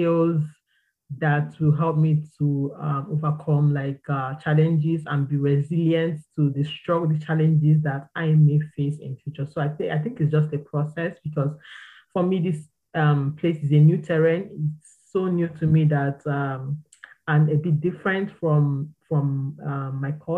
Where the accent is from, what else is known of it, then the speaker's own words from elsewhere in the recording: Nigeria; moved away as an adult; back home I'm from Nigeria. Back home, I had a stable and clear career path